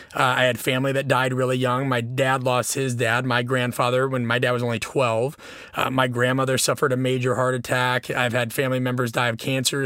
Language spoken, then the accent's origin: English; Nebraska, United States; moved away; also born or lived in Illinois; growing up in Nebraska